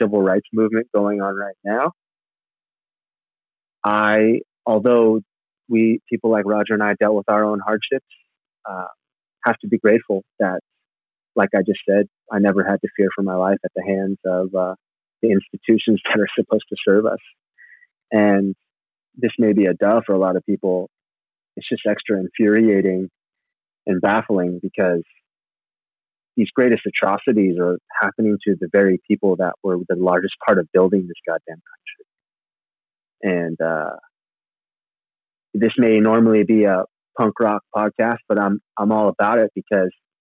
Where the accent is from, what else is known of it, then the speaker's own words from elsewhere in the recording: Santa Rosa, California, United States; I grew up in Northern California town called Santa Rosa